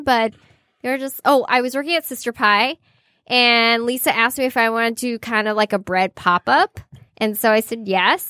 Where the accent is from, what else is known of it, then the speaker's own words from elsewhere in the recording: California, United States; accent: valley girl; moved away as an adult; now in Detroit, United States; I'm from California